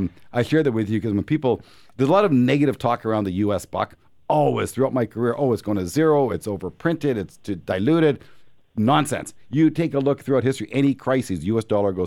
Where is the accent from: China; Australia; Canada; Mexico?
Canada; As a Canadian, if you're afraid of risk, if you're afraid of the world coming to an end, buy the U.S. dollar.